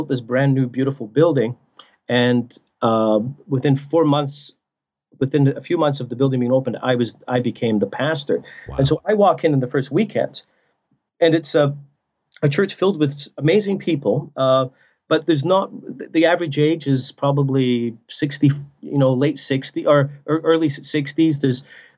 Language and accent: English; Scotland, United Kingdom; now in Canada; I'm from Scotland originally